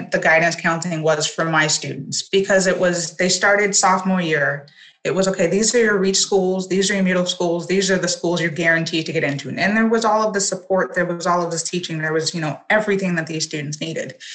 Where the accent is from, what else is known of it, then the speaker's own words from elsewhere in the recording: Los Angeles, California, United States; Yes, I was born and raised